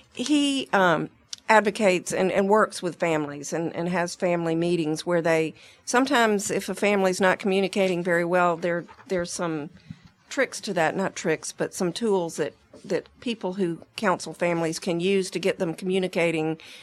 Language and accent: English; Atlanta, Georgia, United States; I grew up in Atlanta